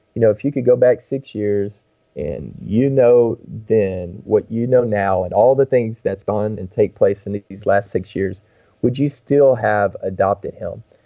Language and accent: English; Texas, United States; I grew up in Texas